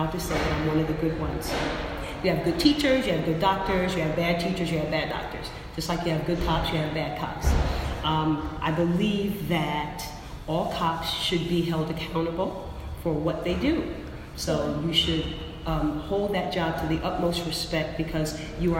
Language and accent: English; New Jersey, United States; moved away as an adult; also born or lived in Philadelphia; now in New York, United States; I grew up in New Jersey, South Jersey